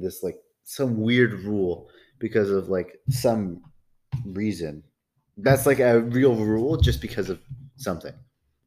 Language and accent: English; Canada; we're from Canada